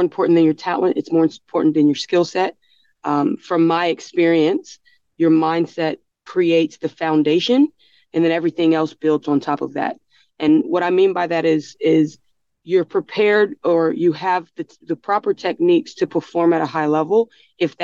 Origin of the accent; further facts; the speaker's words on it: United States; moved away as an adult; now in Australia; I'm from America